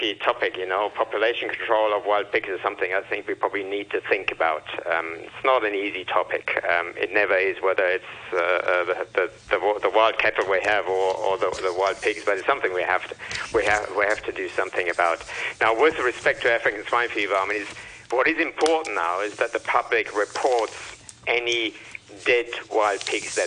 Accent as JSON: {"language": "English", "country": "Germany", "moved": "yes", "lives_now": "Hong Kong", "said": "I'm from Germany."}